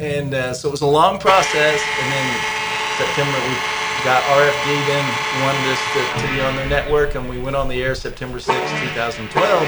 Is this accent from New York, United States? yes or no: no; Benton, Illinois, United States; moved away; There was a Made Right in close to where I grew up in Southern Illinois in Christopher, Illinois. I grew up near Benton, Illinois